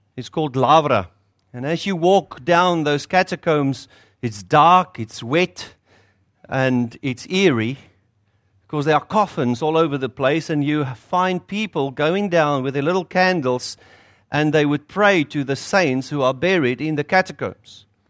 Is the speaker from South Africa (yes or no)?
yes; South Africa; accent: South African; moved away as an adult; now in North Shore, New Zealand; you'll hear from my accent. It's South African